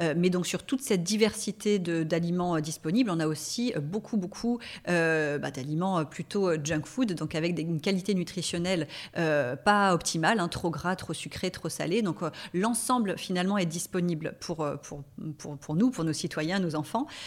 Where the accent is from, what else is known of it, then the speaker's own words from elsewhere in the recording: La Seyne-sur-Mer, Provence-Alpes-Côte d'Azur, France; moved away as an adult; also born or lived in Marseille / Paris; je suis née et j'ai grandi à la Seine-sur-Mer, hein, donc je suis euh, varoise.